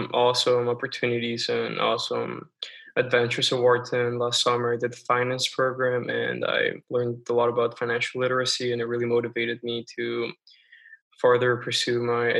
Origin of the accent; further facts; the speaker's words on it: Bogotá, Colombia; now in United States; Growing up in Colombia, I remember I would take the bus to school every morning, and we drive through some impoverished parts of the city